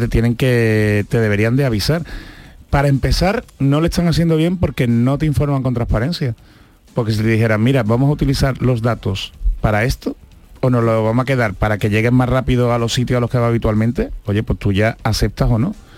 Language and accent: Spanish; Andalusia, Spain; accent: Andalusian; los que tenemos un acento marcado, como puede ser el andaluz